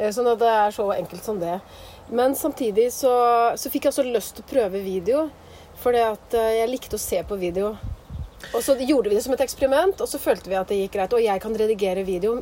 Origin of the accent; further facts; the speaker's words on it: Skien, Telemark, Norway; moved away as an adult; also born or lived in Bø; now in Nordmøre, Norway; jeg er jo fra Skien. Og så studerte jeg opp i Bø, så flytta jeg til Nordmøre. Så det er jo der jeg hører hjemme nå